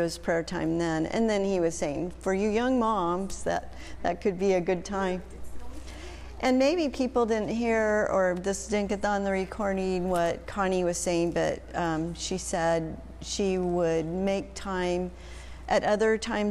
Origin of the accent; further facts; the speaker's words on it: Albuquerque, New Mexico, United States; I was born in Albuquerque